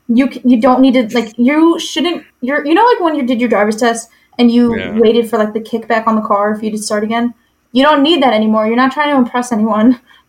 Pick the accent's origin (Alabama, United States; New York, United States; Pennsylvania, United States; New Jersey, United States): New York, United States; now in Vermont, United States; I'm the asshole from New York weaving through everybody.